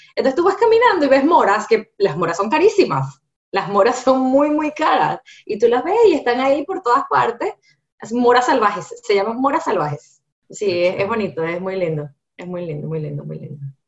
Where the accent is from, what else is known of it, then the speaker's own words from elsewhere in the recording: Venezuela; also born or lived in Seattle; now in Miami, United States; soy venezolana